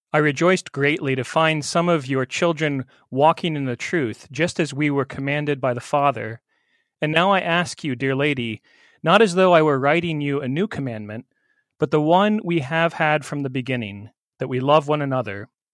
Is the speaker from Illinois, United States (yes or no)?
yes; central Illinois, United States; moved away as an adult; now in Randolph, New Jersey, United States; I'm from central Illinois, not too far from where you're serving, Willie, a little town of Beeson